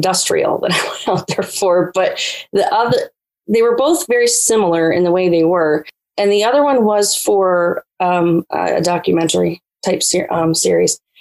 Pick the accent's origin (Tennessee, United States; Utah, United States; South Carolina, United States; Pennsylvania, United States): Pennsylvania, United States; now in the South, United States; I grew up in the North in Pennsylvania